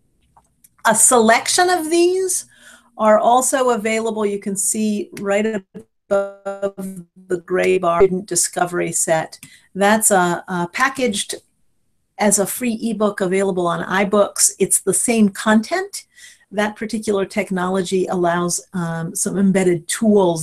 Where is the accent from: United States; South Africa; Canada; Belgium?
United States; Cleveland, Ohio; I grew up near Cleveland, Ohio